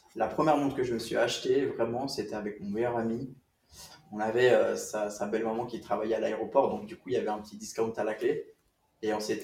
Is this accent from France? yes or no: no; Switzerland; j'ai grandi en Suisse